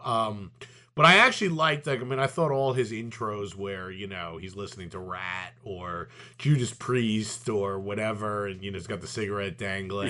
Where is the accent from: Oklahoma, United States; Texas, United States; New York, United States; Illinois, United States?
New York, United States; New York City; growing up in Brooklyn